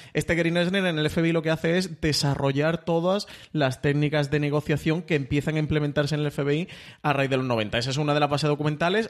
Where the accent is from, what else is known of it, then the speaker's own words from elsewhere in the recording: Spain; como espectador español